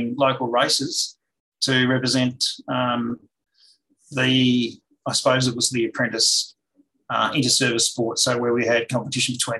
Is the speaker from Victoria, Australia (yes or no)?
yes; Melbourne, Victoria, Australia; moved away as an adult; now in Tasmania, Australia; I grew up in the eastern suburbs of Melbourne.